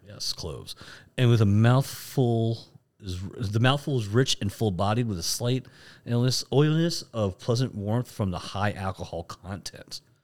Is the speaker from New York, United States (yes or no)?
no; Florida, United States; we're from Florida